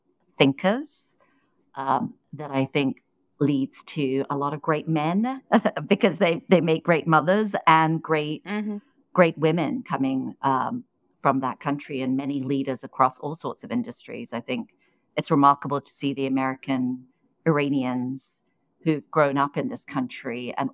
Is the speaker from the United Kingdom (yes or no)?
yes; England, United Kingdom; There was one coveted role because I grew up in England. I was at Cambridge University.